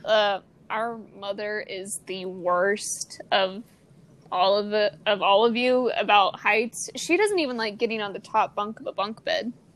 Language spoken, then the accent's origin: English; Missouri, United States; from Missouri. We grew up in a very Christian household